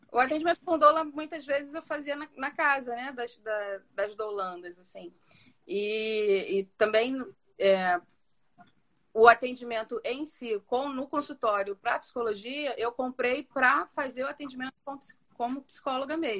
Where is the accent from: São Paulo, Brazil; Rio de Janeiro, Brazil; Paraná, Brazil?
Rio de Janeiro, Brazil; moved away as an adult; now in Rio das Ostras, Brazil; Eu moro em Rio das Ostras atualmente. Eu é, sou carioca